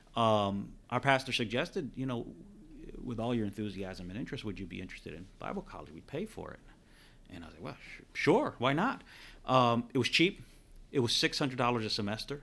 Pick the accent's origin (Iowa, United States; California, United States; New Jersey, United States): New Jersey, United States; moved away; I was from Jersey area